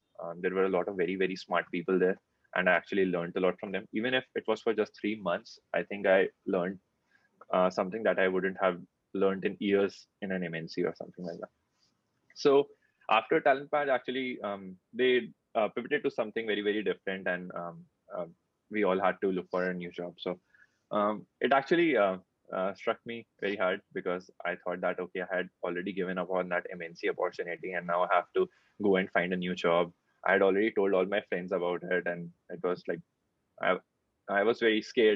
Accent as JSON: {"language": "English", "town": "Kanpur", "region": "Uttar Pradesh", "country": "India", "also_born_or_lived": "Bangalore", "moved": "yes", "said": "I'm from Kanpur"}